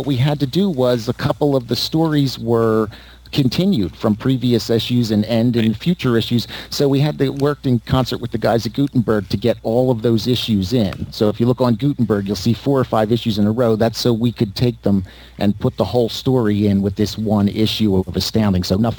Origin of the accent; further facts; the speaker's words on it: Philadelphia, Pennsylvania, United States; accent: Northeast; No, like I said, I grew up in Philadelphia, and so I have that Northeast thing, and I'm working against it.